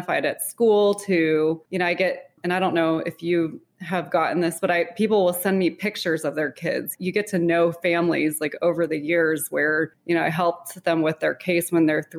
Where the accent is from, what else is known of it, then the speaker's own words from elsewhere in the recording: Littleton, Colorado, United States; I grew up in Littleton, Colorado with my younger brother